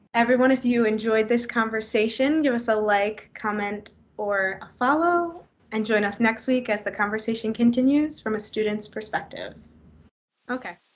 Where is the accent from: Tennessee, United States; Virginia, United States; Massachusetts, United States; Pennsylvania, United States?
Pennsylvania, United States; Philadelphia; I grew up in the Philly area